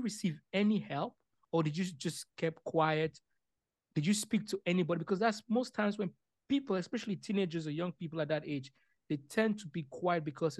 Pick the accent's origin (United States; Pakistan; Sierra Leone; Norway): Sierra Leone; now in Canada; Like for me, I came from Sierra Leone. I was exposed to war. I saw people get murdered, right? And when I moved to Canada as a refugee, God took away the nightmares that I had.